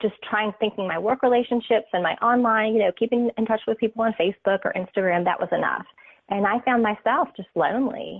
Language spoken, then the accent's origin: English; North Carolina, United States; I'm from North Carolina